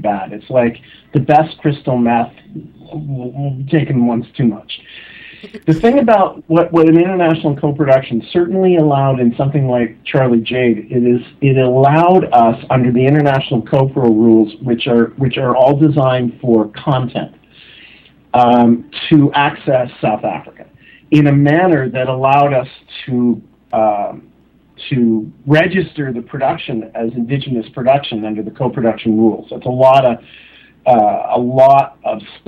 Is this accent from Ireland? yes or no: no; Canada; I'm Canadian.